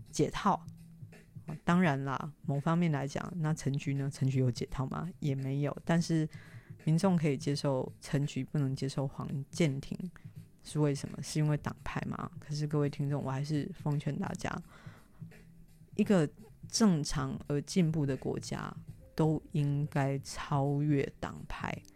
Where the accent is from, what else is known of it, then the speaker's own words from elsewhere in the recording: Taiwan; 身为一个台湾人